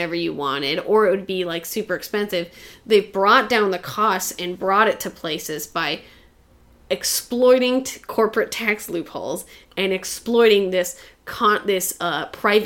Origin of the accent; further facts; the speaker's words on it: Great Falls, Montana, United States; moved away; I grew up in Great Falls, Montana